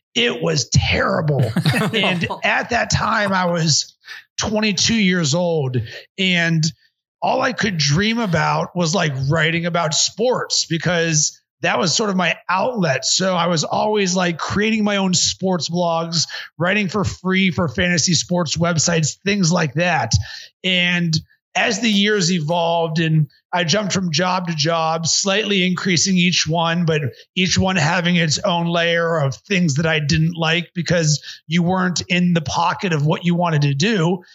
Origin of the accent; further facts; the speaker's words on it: Pittsburgh, Pennsylvania, United States; now in Chicago, United States; I grew up in Pittsburgh